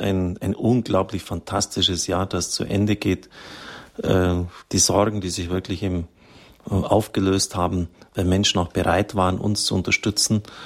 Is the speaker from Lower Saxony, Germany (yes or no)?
no; near Zusmarshausen, Bavaria, Germany; ganz in der Nähe meiner Heimat